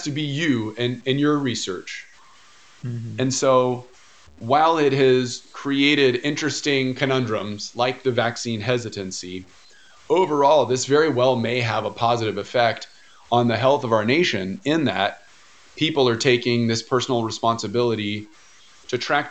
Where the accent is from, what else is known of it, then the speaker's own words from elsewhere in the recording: United States; growing up in America